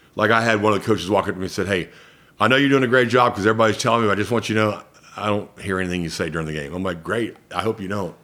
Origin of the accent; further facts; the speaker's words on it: Columbus, Georgia, United States; accent: Southern; moved away as an adult; also born or lived in Los Angeles / California; now in Cobb County, United States; I grew up in Columbus, Georgia